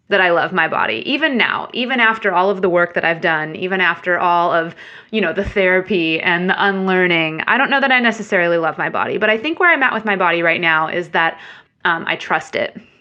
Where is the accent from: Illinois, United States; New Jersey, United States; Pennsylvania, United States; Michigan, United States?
Illinois, United States; Central; moved away as an adult; also born or lived in Chicago; now in Nashville, United States; originally grew up in Illinois and, um, Central Illinois and then went to school in Chicago. So, spent most of my life up until adulthood in Illinois